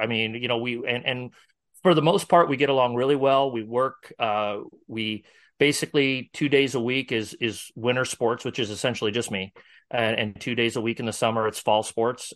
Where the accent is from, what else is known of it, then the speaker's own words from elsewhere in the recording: Northwest Iowa, United States; now in Omaha area, United States; I'm from Northwest Iowa originally